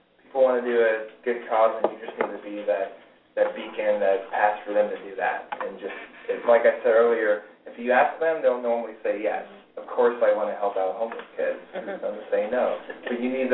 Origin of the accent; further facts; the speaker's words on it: Houston, Texas, United States; moved away as an adult; also born or lived in Kentucky; I was born in Texas and went to school there. In Houston for 18 years.